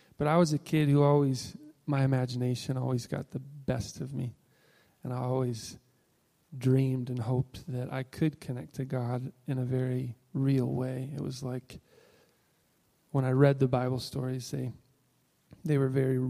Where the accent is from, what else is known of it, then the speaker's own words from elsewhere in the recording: Illinois, United States; moved away; I'm originally from Illinois.